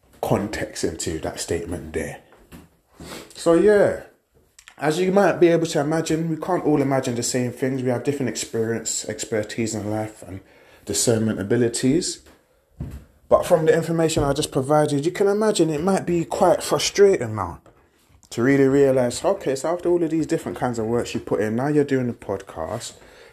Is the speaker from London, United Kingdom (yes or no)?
yes; London, United Kingdom; Grew up in Peckham, working in Lewisham, Peckham and Ghetto.